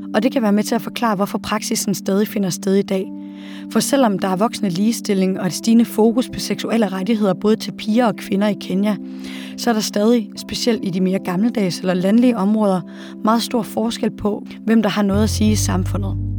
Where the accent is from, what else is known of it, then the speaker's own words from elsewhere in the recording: Denmark; hjemme i Danmark